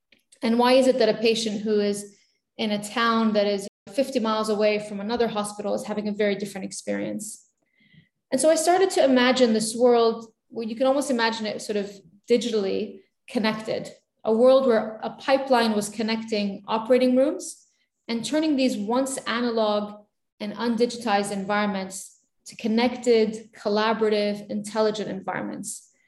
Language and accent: English; Beirut, Beirut Governorate, Lebanon; And it wasn't the safest time to be growing up in Beirut.